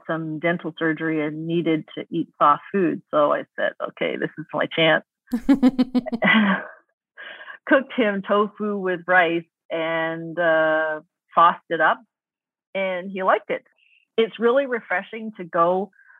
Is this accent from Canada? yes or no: yes; Toronto, Ontario, Canada; especially in Toronto where I grew up